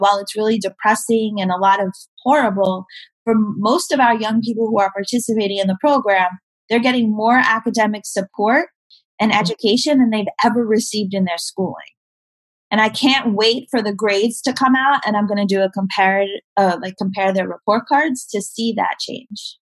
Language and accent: English; New York City, New York, United States; I grew up in Staten Island um, and the South Shore